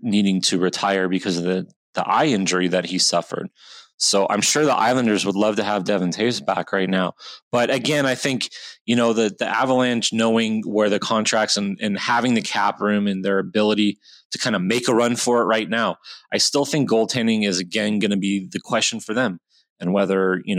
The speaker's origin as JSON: {"language": "English", "town": "Rancho Cucamonga", "region": "California", "country": "United States", "said": "I am also from Rancho Cucamonga, California"}